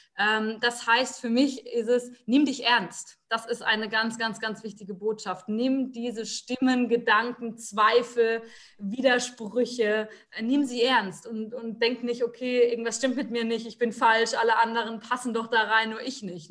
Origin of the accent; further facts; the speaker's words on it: Rhineland-Palatinate, Germany; Ich bin in der Pfalz aufgewachsen und lebe auch jetzt noch ähm